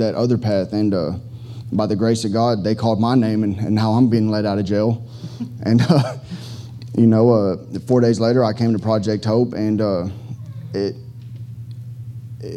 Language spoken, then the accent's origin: English; Fort Worth, Texas, United States; now in Houston, United States; from Fort Worth, Texas